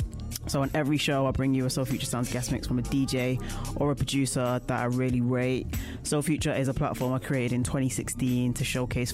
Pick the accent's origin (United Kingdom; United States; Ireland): United Kingdom; Manchester, North West England; Based in my hometown of Manchester